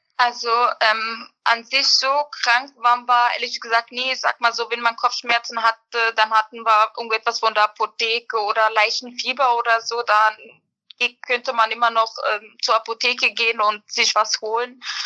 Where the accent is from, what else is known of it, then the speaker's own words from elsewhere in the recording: Berlin, Germany; also born or lived in Bosnia and Herzegovina; ich bin im Endeffekt in Berlin aufgewachsen